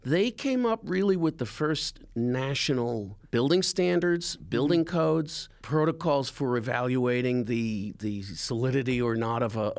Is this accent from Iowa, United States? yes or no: no; Brooklyn, New York, United States; The first project he actually works on was the neighborhood I grew up in Marine